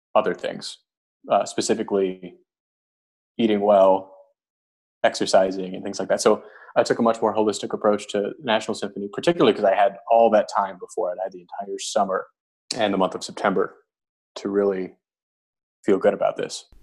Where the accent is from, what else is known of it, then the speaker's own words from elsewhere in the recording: Arizona, United States; moved away as an adult; it was my hometown